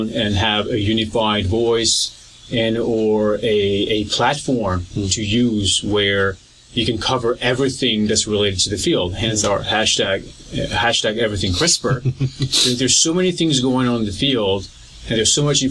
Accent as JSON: {"language": "English", "country": "France", "tie": "born or raised there", "also_born_or_lived": "Paris", "moved": "as an adult", "lives_now": "North Carolina, United States", "said": "So I used to be French, you know, born and raised in France a while ago"}